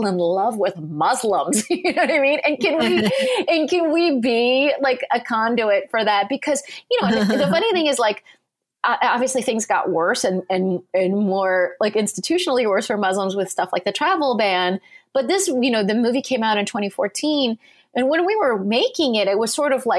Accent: Southern California, United States; moved away; I grew up in Southern California

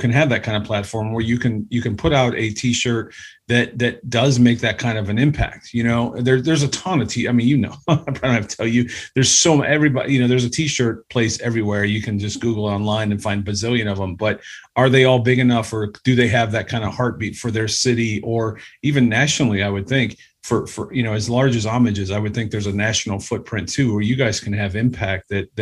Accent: Cleveland, Ohio, United States; We're from Cleveland

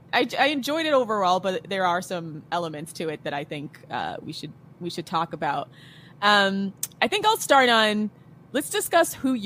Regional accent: United States; as an American

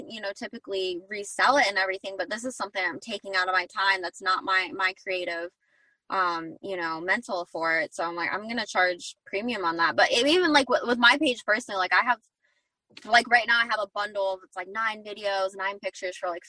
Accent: Arizona, United States; now in Southern California, United States; I'm from Arizona. That's where I'm at right now. And then I live in SoCal

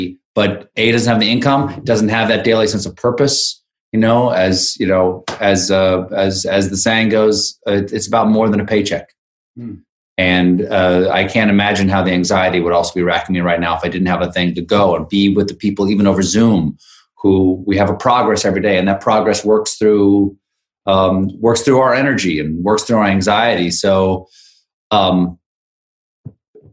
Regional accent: South Carolina, United States; moved away as an adult; South Carolina, which is where I grew up and where my wife grew up

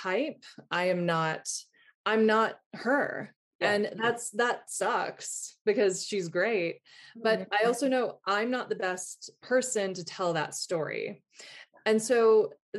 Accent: the South, United States; also born or lived in England; now in New York, United States; I'm from the South.

